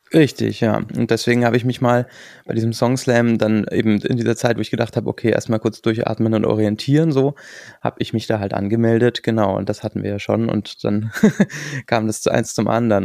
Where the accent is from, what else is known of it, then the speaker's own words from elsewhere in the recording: rural area near Munich, Bavaria, Germany; now in Mannheim, Germany; war unser Elternhaus dann auch äh, nicht in München drin, sondern so 30 Kilometer weg auf dem Land und äh, in so einem ganz kleinen Dorf